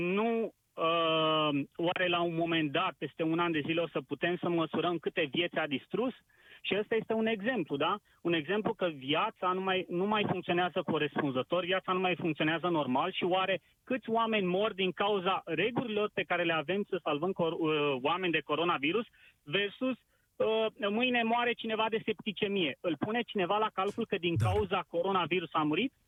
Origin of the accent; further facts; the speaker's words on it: Pitești, Argeș, Romania; sunt din Pitești